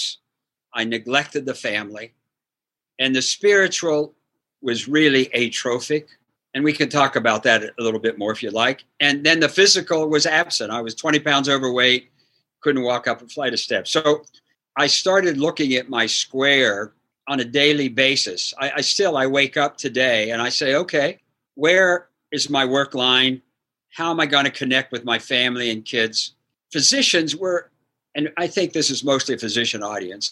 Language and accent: English; Bridgeport, Ohio, United States; moved away as an adult; also born or lived in Wheeling, West Virginia / Indiana; I grew up in Bridgeport, Ohio, with John Havlicek and Phil Niekro